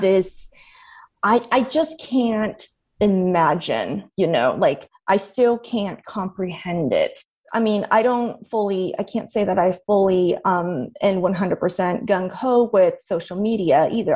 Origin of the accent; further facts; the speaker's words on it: Irvine, California, United States; I grew up in Irvine, California